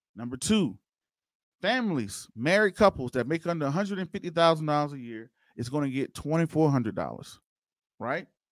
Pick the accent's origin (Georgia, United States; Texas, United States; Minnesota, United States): Georgia, United States; Waynesboro; now in Denver, United States; that's my hometown, y'all, Waynesboro, Georgia. That's originally where I'm from